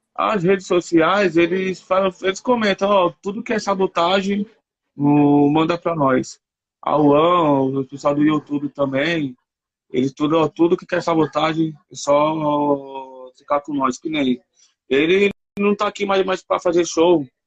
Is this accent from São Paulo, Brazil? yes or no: yes; São Paulo, Brazil; eu sou aqui da Sul